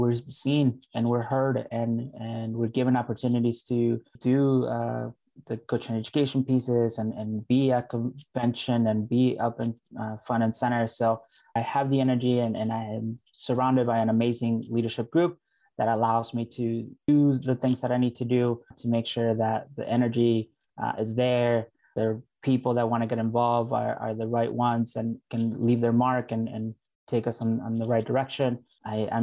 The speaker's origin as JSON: {"language": "English", "town": "Northfield", "region": "Minnesota", "country": "United States", "tie": "born or raised there", "also_born_or_lived": "Mexico", "said": "Family's from Mexico. So we moved to Northfield, Minnesota when I was about 11 years old. And depending on who asks, I'll say that I'm from Northfield, Minnesota, because, you know, high school, grew up there"}